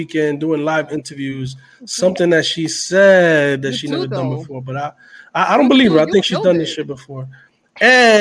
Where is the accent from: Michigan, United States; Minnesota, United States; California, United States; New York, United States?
New York, United States; New York City; we're from Uptown, and for us, Uptown is not just Washington Heights, it's Harlem